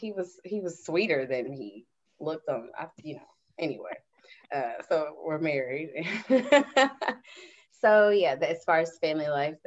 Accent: Houston, Texas, United States; also born or lived in Decatur, Illinois; I was born in Decatur, Illinois. Grew up Houston, and I've lived in a lot of places, y'all.

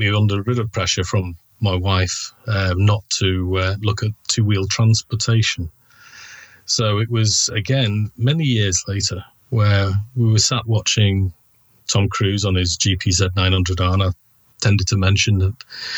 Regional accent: Manchester, North West England, United Kingdom; I'm from Manchester in the UK

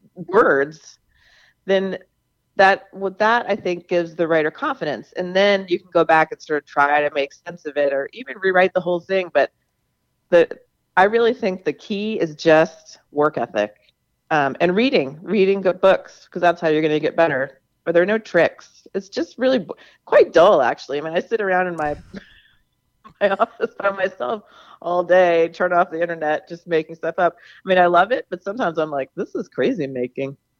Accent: Charleston, South Carolina, United States; moved away; also born or lived in Namibia; I grew up in Charleston, South Carolina

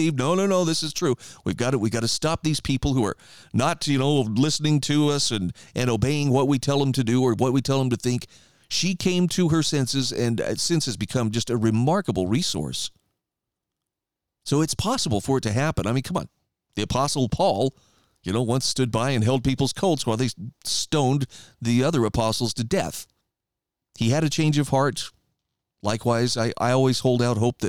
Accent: Idaho, United States; my home state of Idaho.

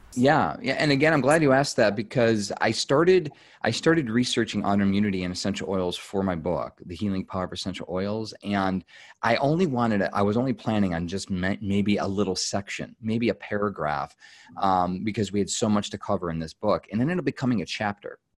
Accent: United States; as an American

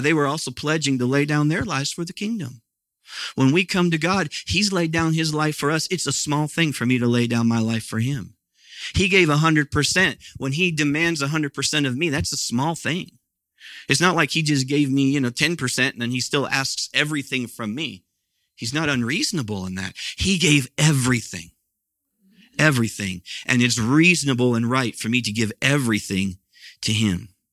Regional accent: Midwest, United States; moved away; where I grew up was out in the Midwest

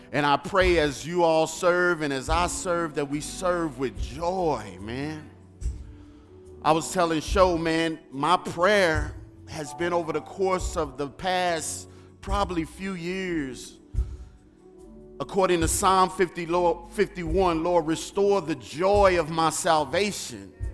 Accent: St. Louis, Missouri, United States; moved away; I'm from the streets of Saint Louis

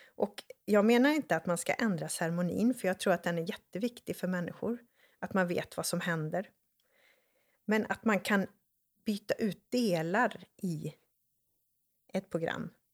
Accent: Borås, Västra Götaland, Sweden; jag är uppväxt i Borås

